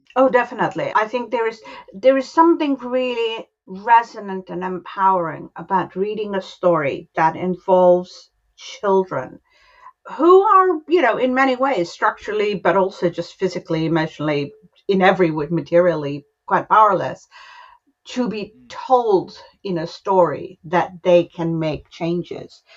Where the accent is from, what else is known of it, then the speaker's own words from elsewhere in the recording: Varanasi, Uttar Pradesh, India; the family is from my hometown, from Varanasi